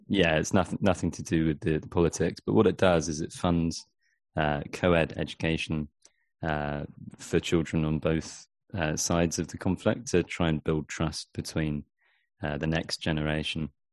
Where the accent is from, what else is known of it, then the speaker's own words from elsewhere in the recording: Dorset, South West England, United Kingdom; also born or lived in Vancouver Island, Canada; now in Canada; I'm from uh, from a place called Dorset, n- near near Bournemouth.